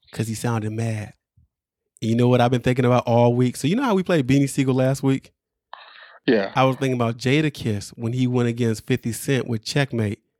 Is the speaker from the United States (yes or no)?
yes; Brooklyn, New York, United States; I, I grew up in Brooklyn. I got my ass jumped.